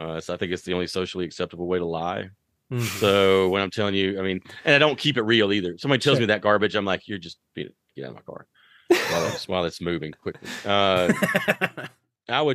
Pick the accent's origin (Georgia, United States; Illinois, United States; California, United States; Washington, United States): Georgia, United States; Athens; I am from the South, Athens, Georgia